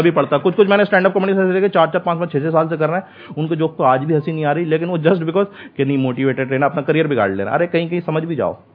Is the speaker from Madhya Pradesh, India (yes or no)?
yes; Bhopal, Madhya Pradesh, India; मैं भोपाल से हूँ तो मैं खराब कर रहा हूँ